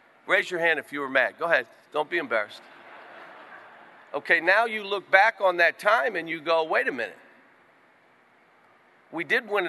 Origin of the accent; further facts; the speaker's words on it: Western Pennsylvania, United States; moved away as an adult; now in Kentucky, United States; the mountains and the hollows and all, that's how I grew up in Western PA